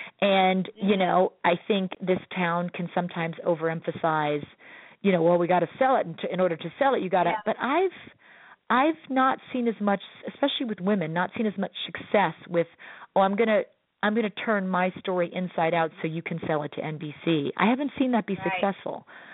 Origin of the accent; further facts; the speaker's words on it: Midwest, United States; this Midwestern guy was like, I don't know, I'm a Midwesterner.